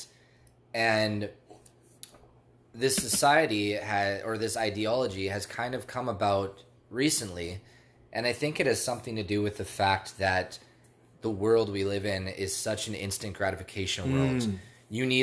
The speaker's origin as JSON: {"language": "English", "country": "Canada", "tie": "born or raised there", "said": "I'm Canadian"}